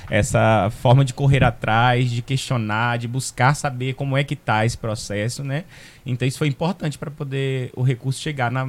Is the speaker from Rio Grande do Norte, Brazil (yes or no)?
no; Serra, Espírito Santo, Brazil; Sou, eu, eu nasci em Ponte dos da Lapa, porque em 87 aqui ainda não tinha